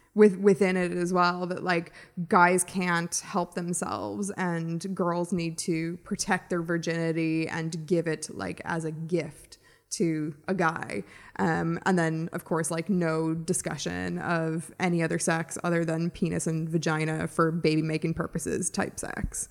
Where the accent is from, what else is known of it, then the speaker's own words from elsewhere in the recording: United States; now in Ireland; as an American, I didn't obviously grow up here